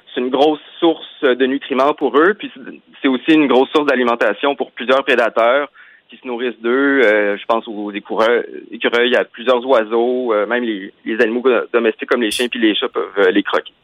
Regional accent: Quebec, Canada; chez nous au Québec

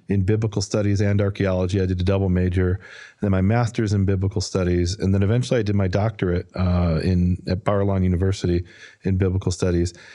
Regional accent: Chicago, Illinois, United States; moved away as an adult; also born or lived in Israel; I was born and raised in Chicago, moved there when I was twenty.

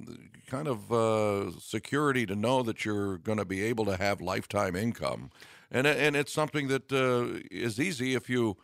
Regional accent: Midwest, United States; You know, and I had to acquire a New England accent, me being a Midwesterner.

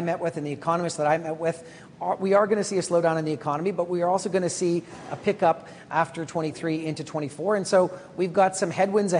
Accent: Morinville, Alberta, Canada; I come from Alberta. I come from a working class family. I grew up in Morinville, Alberta.

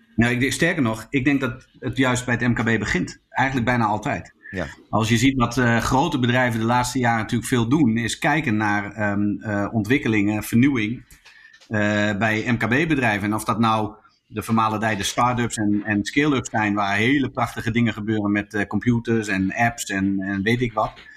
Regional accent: Zwolle, Overijssel, Netherlands; also born or lived in Groningen; Zwolle, waar ik vandaan kwam

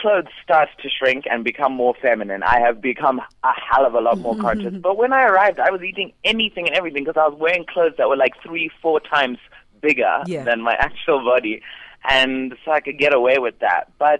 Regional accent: Zimbabwe; I am from Zimbabwe.

